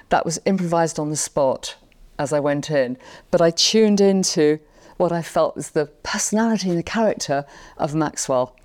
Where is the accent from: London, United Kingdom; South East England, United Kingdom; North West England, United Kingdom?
London, United Kingdom; Londoner, and I was born and raised there